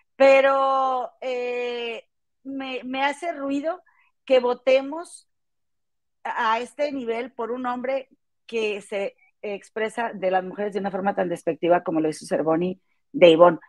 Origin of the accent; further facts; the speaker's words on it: Monterrey, Nuevo León, Mexico; now in Chicago, United States; somos de Monterrey, oriundas de Monterrey, Nueva York. Yo vivo en Chicago